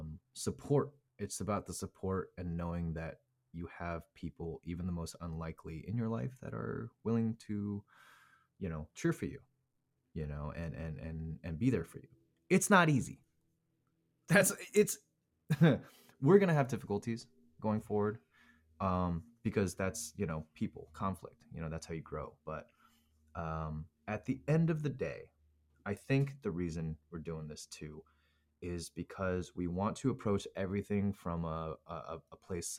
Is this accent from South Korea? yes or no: yes; South Korea; born there; I was actually born in Korea. Korean is my second language.